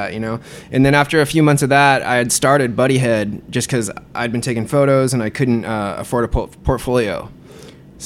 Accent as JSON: {"language": "English", "area": "Spokane, Washington, Moscow, Idaho", "region": "Pacific Northwest", "country": "United States", "tie": "born or raised there", "moved": "yes", "lives_now": "Los Angeles, United States", "said": "I was born in Spokane, Washington, yeah. Went to high school in Moscow, Idaho"}